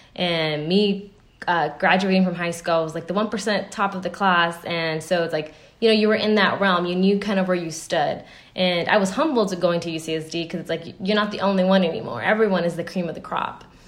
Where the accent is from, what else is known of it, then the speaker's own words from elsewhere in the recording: United States; me being American